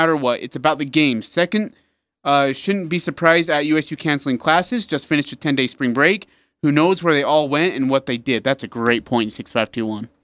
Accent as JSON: {"language": "English", "country": "India", "moved": "yes", "said": "I'm from India"}